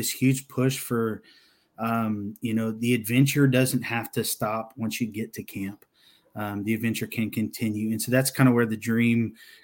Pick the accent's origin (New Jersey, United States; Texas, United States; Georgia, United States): Texas, United States; I grew up in Texas